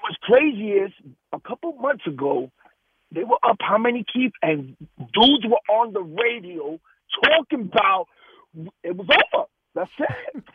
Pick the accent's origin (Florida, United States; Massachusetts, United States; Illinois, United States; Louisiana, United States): Florida, United States; Keith, growing up, I grew up in Florida a couple of years, so I watched a lot of Atlanta, like in the early 90s.